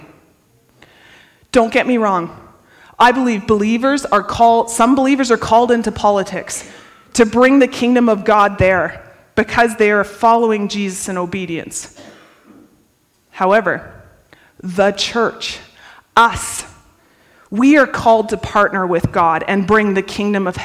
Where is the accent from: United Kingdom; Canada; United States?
Canada; we're Canadian